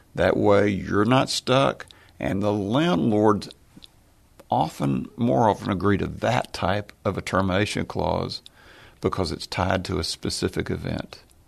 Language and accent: English; Tyler, Texas, United States; we were lower middle class growing up in Tyler, Texas